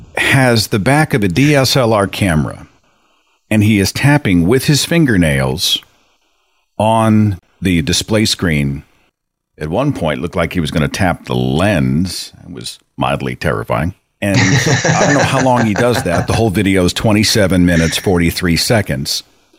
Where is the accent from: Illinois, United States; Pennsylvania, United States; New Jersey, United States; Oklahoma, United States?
Oklahoma, United States; Area code 918. Hey, that's my hometown.